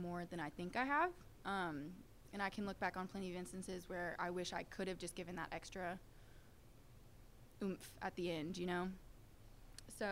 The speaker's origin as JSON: {"language": "English", "town": "Nashville", "region": "Tennessee", "country": "United States", "tie": "born or raised there", "said": "I'm born and raised in Nashville"}